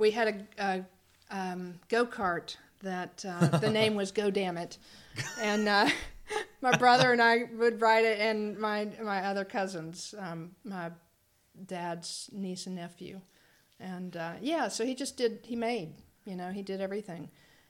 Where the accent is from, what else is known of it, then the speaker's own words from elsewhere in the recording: Brevard, North Carolina, United States; Brevard, North Carolina. Brevard.